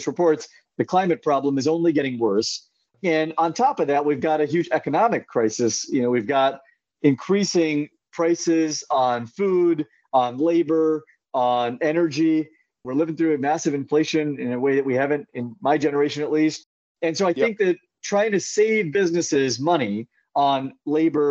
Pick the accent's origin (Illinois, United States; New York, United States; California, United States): California, United States; Central; now in San Francisco, United States; I grew up in Central California